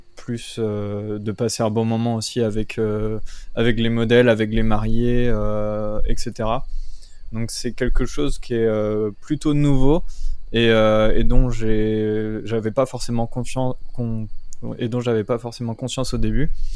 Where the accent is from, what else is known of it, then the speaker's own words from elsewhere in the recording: Brittany, France; moved away as an adult; now in Gargenville, France; de base je suis breton, je suis pas du tout de cette région là